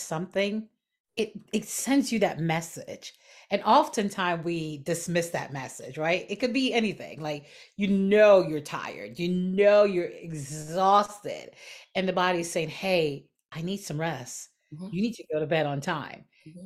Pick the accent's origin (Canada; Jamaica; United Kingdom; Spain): Jamaica; growing up in Jamaica